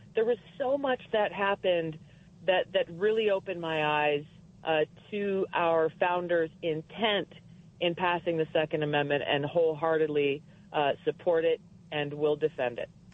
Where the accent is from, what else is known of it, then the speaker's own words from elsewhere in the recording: Hawaii, United States; I grew up in Hawaii, the state that has very, very strict gun laws